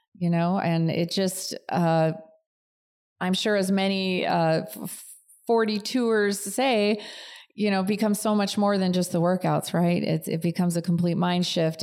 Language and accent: English; outside of Chicago, Illinois, United States; moved away as an adult; also born or lived in Cleveland, Ohio; now in California, United States; I really grew up outside of Chicago